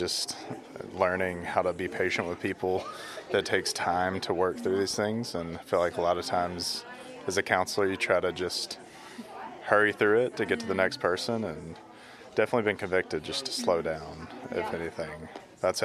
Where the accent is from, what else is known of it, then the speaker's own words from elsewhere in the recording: Auburn, Alabama, United States; I'm from Auburn, Alabama.